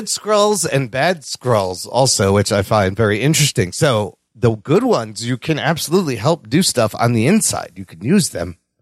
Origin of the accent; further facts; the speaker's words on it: Chicago, Illinois, United States; born in downtown Chicago